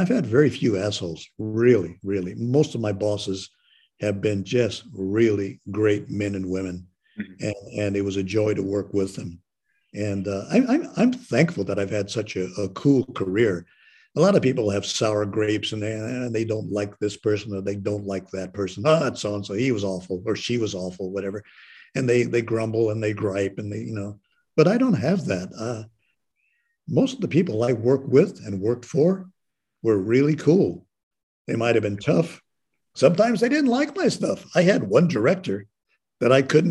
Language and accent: English; Santa Barbara, California, United States; when I was a child growing up in Santa Barbara